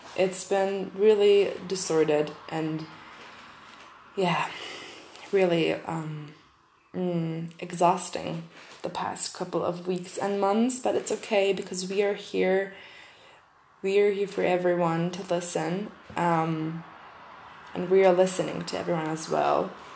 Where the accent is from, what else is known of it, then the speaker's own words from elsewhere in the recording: Germany; English is a second language; I'm from German eh, I'm from Germany, and um, English is not my mother tongue